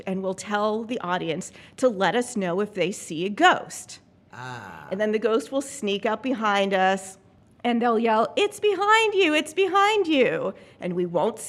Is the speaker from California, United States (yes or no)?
no; Mount Pleasant, Pennsylvania, United States; I grew up in a small town in southwestern Pennsylvania called Mount Pleasant